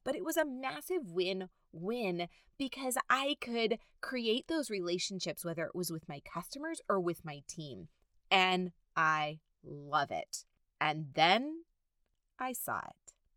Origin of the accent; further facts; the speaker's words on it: Southern California, United States; I have been born and raised in Southern California.